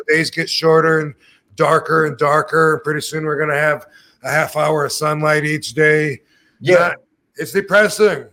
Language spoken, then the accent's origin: English; Michigan, United States; moved away; I grew up in Michigan. As a kid, it was fun to play in the oh, snow.